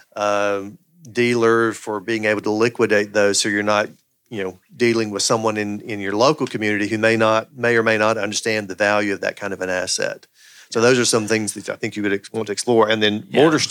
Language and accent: English; the Bible Belt, United States; I grew up in the Bible Belt